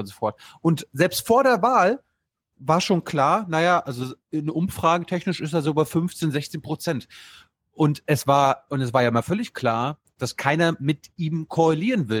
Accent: Germany; als Europäer, als Deutsche

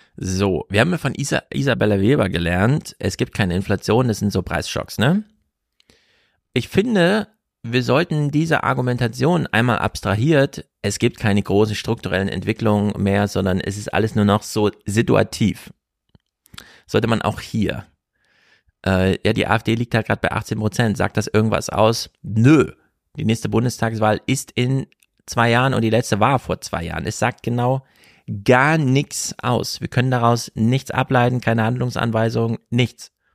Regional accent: Jena, Thuringia, Germany; moved away; also born or lived in Frankfurt am Main / Bielefeld; Ich komme ja aus Jena

